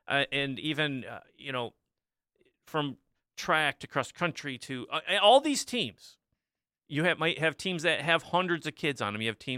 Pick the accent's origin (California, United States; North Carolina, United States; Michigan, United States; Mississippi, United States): Michigan, United States; Dexter; I came from Dexter, right? We have Chelsea, Pinckney, those guys are around us, Ann Arbor schools.